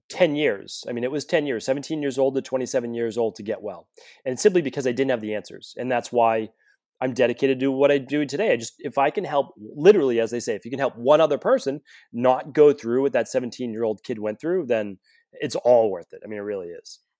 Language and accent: English; Medford, Massachusetts, United States; I grew up right outside of Boston in Medford, Massachusetts